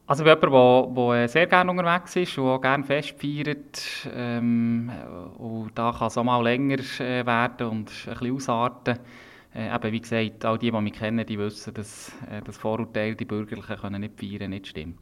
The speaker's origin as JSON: {"language": "German", "region": "Bern", "country": "Switzerland", "tie": "born or raised there", "said": "ist Bern nach wie vor meine Heimat und ich lebe gerne hier"}